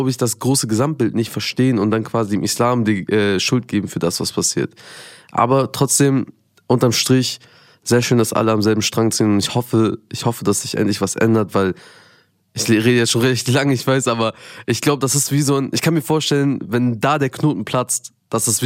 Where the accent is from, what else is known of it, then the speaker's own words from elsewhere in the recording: Afghanistan; ich als Afghane quasi in einem, in so einem Environment voller Perser und IranerInnen, ähm, habe mich dann auch zugehörig gefühlt